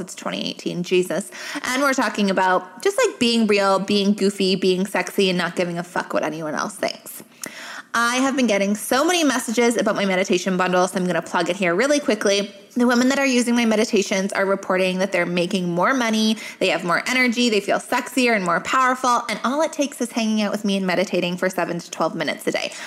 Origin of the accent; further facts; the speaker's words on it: Canada; I'm Canadian